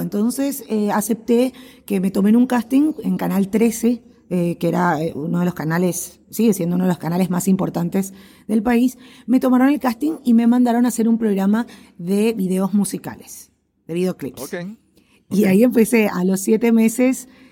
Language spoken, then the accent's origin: Spanish; Asunción, Paraguay; yo nací en Asunción, la capital de Paraguay. Eh, vivo aquí en Paraguay, eh, justamente en Asunción. Y bueno, me crié